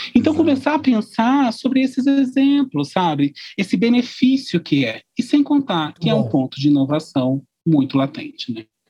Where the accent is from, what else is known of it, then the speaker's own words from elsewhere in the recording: Brazil; nós somos brasileiros, nós estamos no Brasil